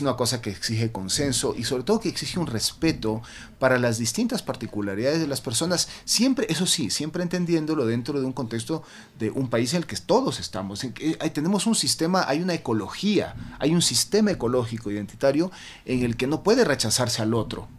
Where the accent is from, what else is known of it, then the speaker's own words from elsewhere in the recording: Guayaquil, Guayas, Ecuador; now in Quito, Ecuador; Yo nací en Guayaquil, pero mi padre este, era cuencano y mi madre italiana. Entonces, y yo vivo feliz en Quito